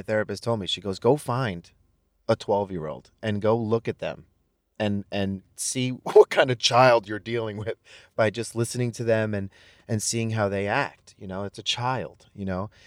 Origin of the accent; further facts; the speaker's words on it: Brentwood, New York, United States; also born or lived in Manhattan, New York / Ronkonkoma, New York; I grew up in Brentwood.